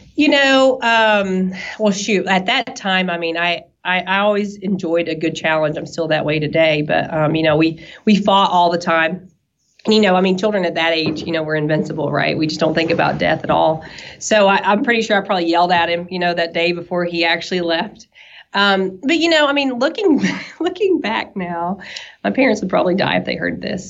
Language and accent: English; East Tennessee, United States; accent: southern; you can tell from my accent probably that I'm a, a little southern um, to where we're from. I'm from East Tennessee